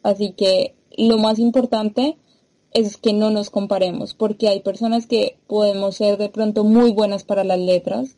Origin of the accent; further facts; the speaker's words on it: Colombia; moved away as an adult; also born or lived in Brazil; now in Brussels, Belgium; vengo de Colombia